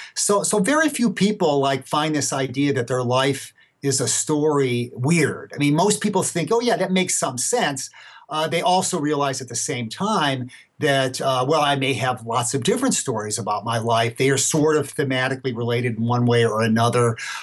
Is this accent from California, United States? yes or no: no; Gary, Indiana, United States; I was born February 7th, 1954, say. I mean, this is well known. I mean, I grew up in Gary, Indiana, whatever.